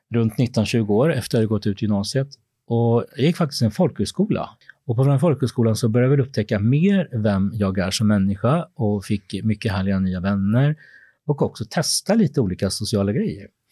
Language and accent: Swedish; Småland, Sweden; moved away as an adult; also born or lived in Peru; now in Stockholm, Sweden; jag kommer egentligen från Småland, där jag är uppvuxen